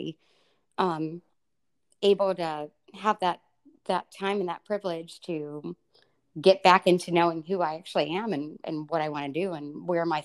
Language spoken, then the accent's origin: English; Pittsburgh, Pennsylvania, United States; from my hometown, Pittsburgh